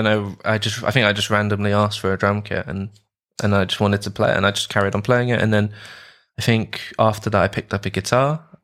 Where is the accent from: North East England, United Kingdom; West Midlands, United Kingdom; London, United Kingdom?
London, United Kingdom; now in Edinburgh, United Kingdom; So I was born in London, mm-hmm. UK, and raised in London as well. And currently now I'm in Edinburgh in Scotland.